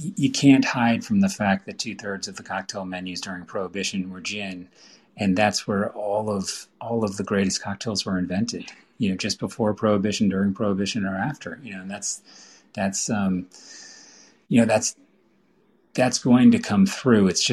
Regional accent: Vermont, United States; I grew up here in Vermont

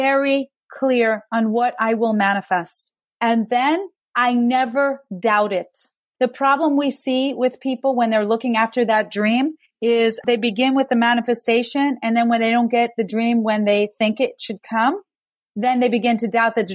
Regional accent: New York, United States; I'm a New Yorker

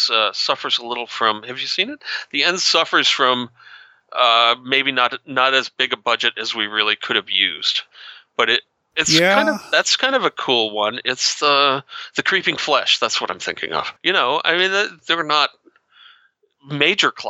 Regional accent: New England, United States; I grew up in New England

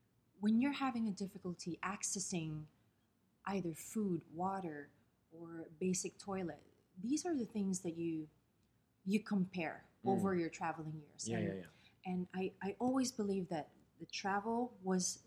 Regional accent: Pateros, Metro Manila, Philippines; moved away as an adult; now in Dubai, United Arab Emirates; I'm from the smallest town in the capital of the Philippines, Manila

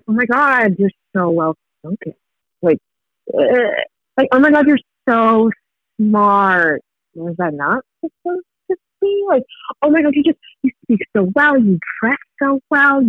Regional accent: suburbs of Northern Virginia, United States; first language Swahili; English is a second language; also born or lived in Kenya; I grew up in the DMV area, DC, Maryland, Virginia. I always say DC just so I don't lose my Black card, even though I'm from the suburbs of Northern Virginia

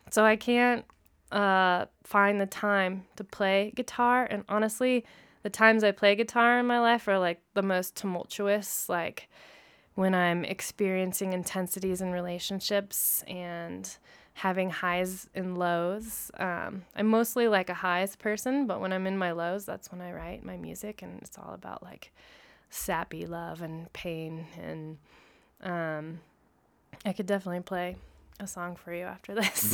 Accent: Lawrence, Kansas, United States; now in Denver, United States; I actually grew up in Lawrence, Kansas, where my three other siblings were also born.

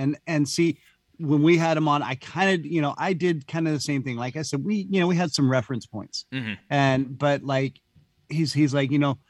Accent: Bay Area, California, United States; we're from the Bay Area.

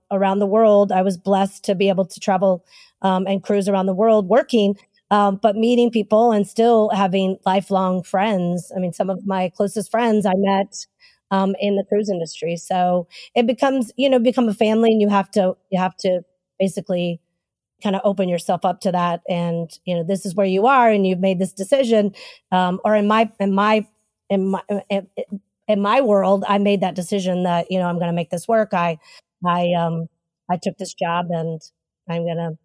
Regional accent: Texas, United States; moved away as an adult; I grew up in Texas

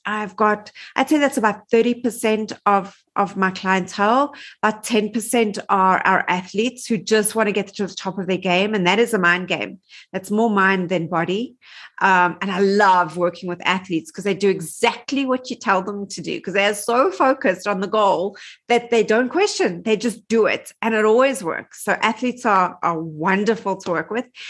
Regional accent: Johannesburg, Gauteng, South Africa; also born or lived in New York; I am from Johannesburg, South Africa. Um, I've lived here my whole life.

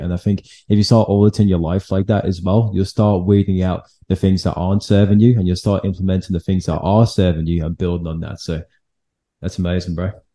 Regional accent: England, United Kingdom; now in Australia; I'm from England

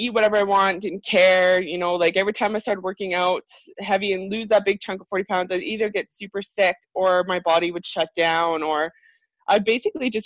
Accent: Airdrie, Alberta, Canada; I'm from Airdrie, Alberta

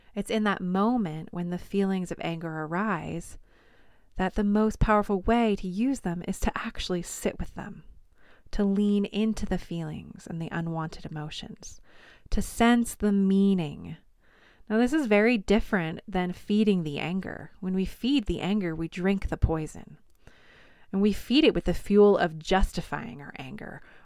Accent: New York, United States; accent: New York

